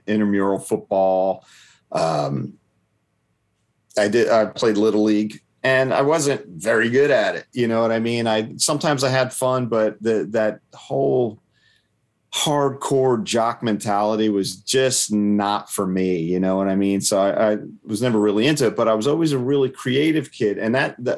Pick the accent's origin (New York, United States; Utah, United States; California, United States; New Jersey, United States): New Jersey, United States; Toms River; now in Tennessee, United States; my hometown of Toms River